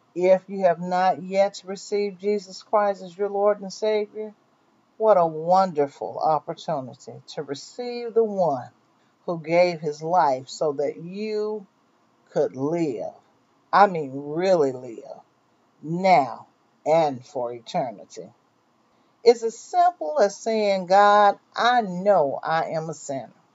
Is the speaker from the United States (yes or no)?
yes; Mississippi, United States; moved away; I was born and raised in Mississippi, but I have traveled and lived in many places.